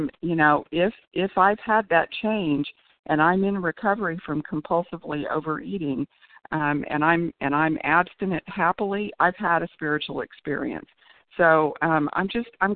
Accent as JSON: {"language": "English", "town": "Tulsa", "region": "Oklahoma", "country": "United States", "said": "I'm from Oklahoma"}